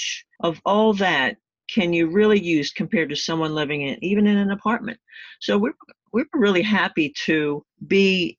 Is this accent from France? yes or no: no; Texas, United States; We are originally from Texas, and we find ourselves making our way back to a few places that we always love when we're in our RV